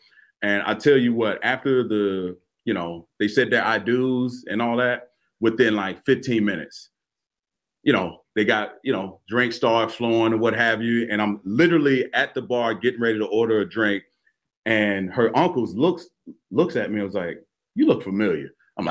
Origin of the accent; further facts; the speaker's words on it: Cleveland, Ohio, United States; I'm from Cleveland